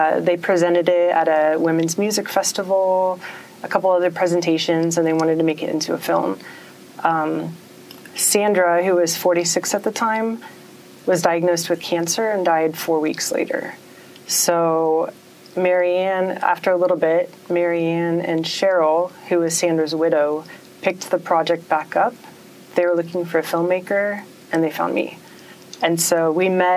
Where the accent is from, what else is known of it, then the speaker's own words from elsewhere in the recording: Arkansas, United States; I am from Arkansas in the United States